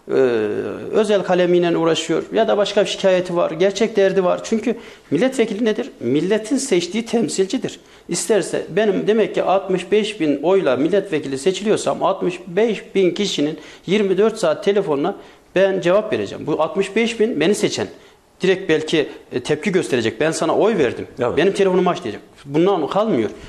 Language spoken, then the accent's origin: Turkish; Sarız, Kayseri Province, Turkey; Ben Sarızlıyım